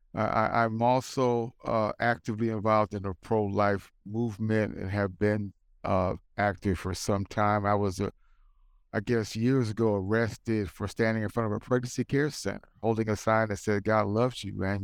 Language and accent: English; United States; I'm black, I'm American, I'm pro-life